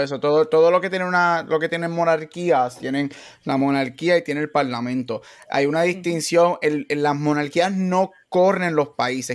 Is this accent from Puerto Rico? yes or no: yes; Puerto Rico; como buen boricua